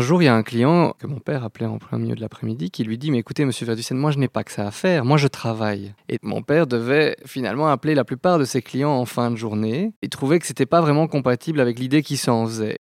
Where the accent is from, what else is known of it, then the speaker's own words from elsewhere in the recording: Brussels, Brussels-Capital Region, Belgium; Je suis né à Bruxelles, j'ai étudié à Bruxelles, j'ai toujours travaillé à Bruxelles